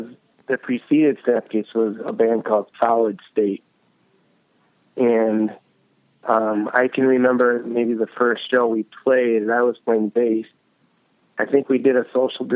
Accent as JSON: {"language": "English", "town": "Buffalo", "region": "New York", "country": "United States", "tie": "born or raised there", "said": "I was born and raised in Buffalo. Yep. And, in the suburbs, and, went to high school here."}